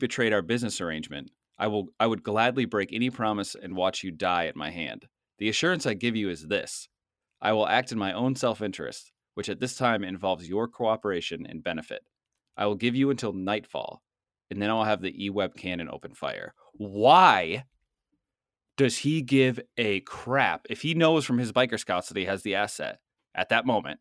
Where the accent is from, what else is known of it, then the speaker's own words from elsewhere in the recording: Boston, Massachusetts, United States; accent: Boston; my Boston accent